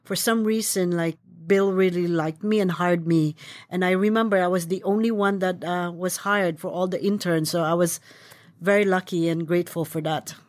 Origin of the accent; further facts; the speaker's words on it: Philippines; moved away; I was born in the Philippines